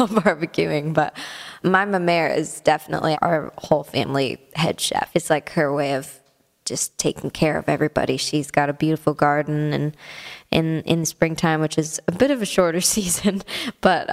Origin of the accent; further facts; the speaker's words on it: Canada; moved away as an adult; now in Nashville, United States; as a Canadian